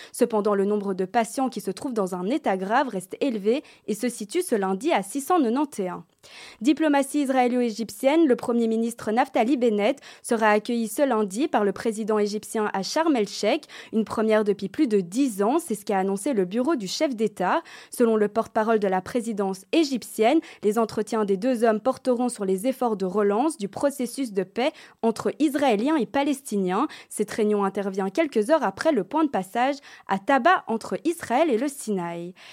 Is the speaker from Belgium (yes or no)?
yes; Belgium; chez nous en Belgique